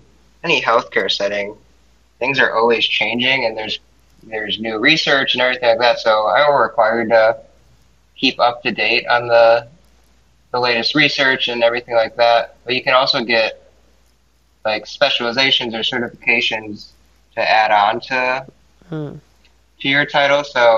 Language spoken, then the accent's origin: English; Seoul, South Korea; born there; I'm Asian. I was born in Seoul, South Korea.